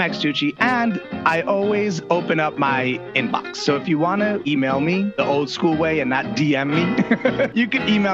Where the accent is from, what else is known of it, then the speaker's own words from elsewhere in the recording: Italy; moved away; I grew up in Italy, so figs are a huge part of my diet.